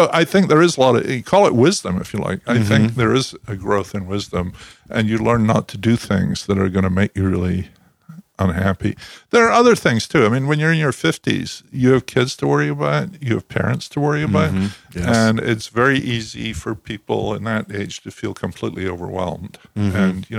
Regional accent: Scotland, United Kingdom; now in New Jersey, United States; you know, I grew up in Scotland.

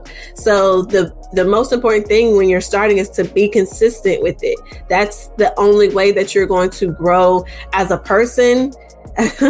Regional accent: Charleston, West Virginia, United States; I grew up in Charleston, West Virginia

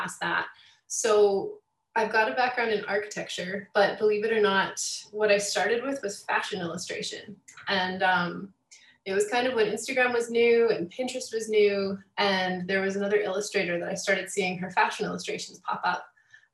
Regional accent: Calgary, Alberta, Canada; I'm kind of born and raised in Calgary

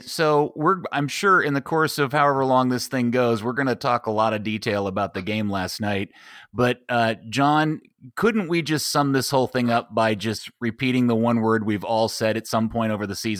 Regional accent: United States; As an American

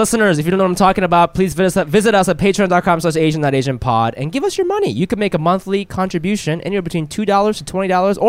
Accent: United States; I'm American

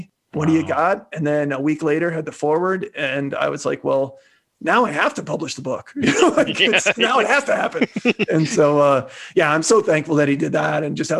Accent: Midwest, United States; I'm from the Midwest

